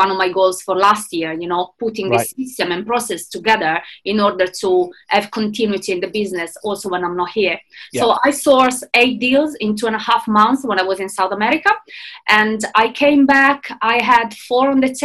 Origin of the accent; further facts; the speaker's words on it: Italy; moved away as an adult; now in London, United Kingdom; I am originally from Italy, but I moved to London 7 years ago